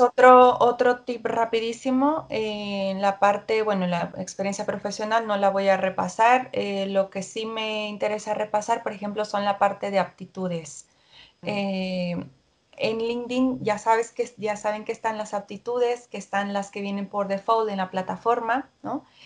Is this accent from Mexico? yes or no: yes; Mexico; soy mexicana